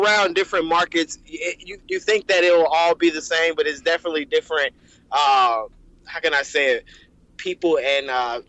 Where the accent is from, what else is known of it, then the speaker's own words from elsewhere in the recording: Chicago, Illinois, United States; moved away as an adult; also born or lived in Washington, District of Columbia, United States / Tuskegee, Alabama / New York / San Francisco; I'm from Chicago, born and raised, and I went to school in DC.